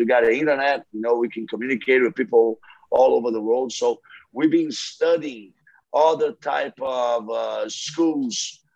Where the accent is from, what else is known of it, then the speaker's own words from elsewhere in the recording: Brazil; moved away as an adult; also born or lived in United States; I'm Brazilian. And when I grew up here in Brazil